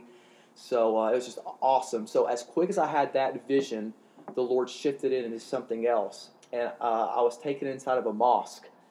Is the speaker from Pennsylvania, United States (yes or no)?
no; Eastern Kentucky, United States; I'm a hillbilly from Eastern Kentucky